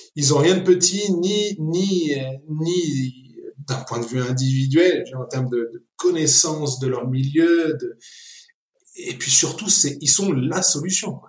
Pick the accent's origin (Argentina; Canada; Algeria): Argentina; also born or lived in Paris, France / France; now in Nairobi, Kenya; je suis né à Paris, mais un mois après, on est retourné en Argentine, mes parents. Donc mon père est argentin, ma mère est française. Et donc j'ai grandi en Argentine euh, jusqu'à ce que mes parents décident de rentrer ensuite en France.